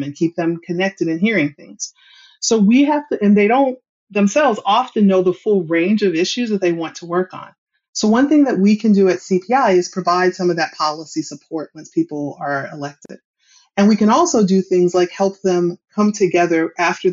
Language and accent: English; Western Kentucky, United States; now in El Cajon, United States; I grew up in Western Kentucky